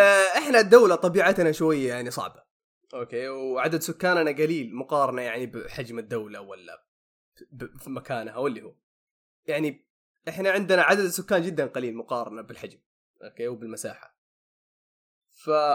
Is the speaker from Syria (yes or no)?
no; Saudi Arabia; عندنا هنا في السعوديه